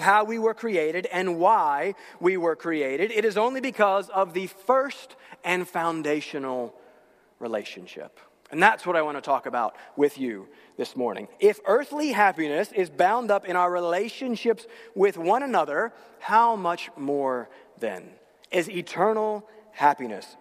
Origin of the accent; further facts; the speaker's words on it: North Carolina, United States; moved away; I'm from North Carolina